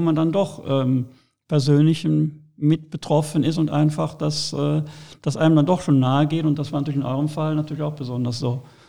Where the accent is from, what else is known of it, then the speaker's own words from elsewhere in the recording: Rhineland, Germany; als Rheinländer